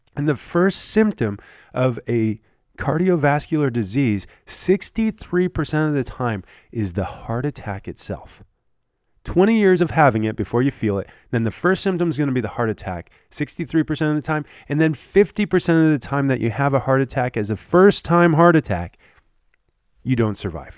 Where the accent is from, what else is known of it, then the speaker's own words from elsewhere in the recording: Michigan, United States; now in Lincoln, Nebraska, United States; where I grew up in Michigan